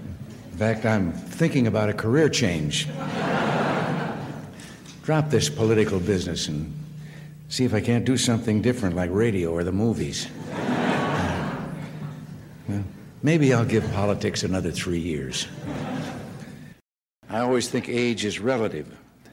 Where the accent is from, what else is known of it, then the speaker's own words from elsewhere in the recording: Tampico, Illinois, United States; born there; 75 years ago, I was born in Tampico, Illinois, in a little flat above the bank building.